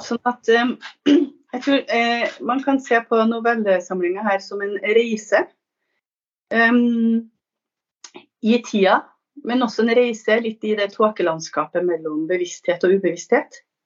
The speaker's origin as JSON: {"language": "Norwegian", "region": "Trøndelag", "country": "Norway", "also_born_or_lived": "Northern Italy", "moved": "yes", "lives_now": "Italy", "said": "jeg er norsk, trøndersk biolog eh, og forfatter. Jeg er bosatt i Nord-Italia."}